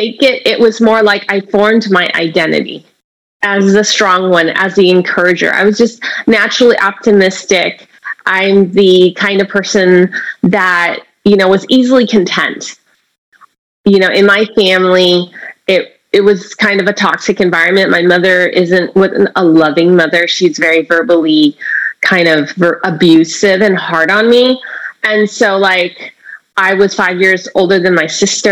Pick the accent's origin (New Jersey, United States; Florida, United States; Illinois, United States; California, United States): California, United States; San Francisco; I was born in San Francisco, Chinatown. My mother was a mail order bride from Hong Kong, and my father was a busboy in a noodle shop. And here in San Francisco, I grew up